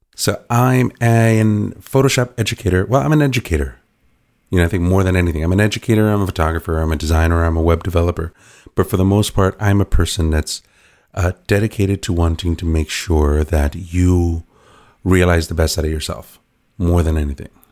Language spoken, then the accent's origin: English; New York City, New York, United States; I was an inner city kid, like, I was born in the Bronx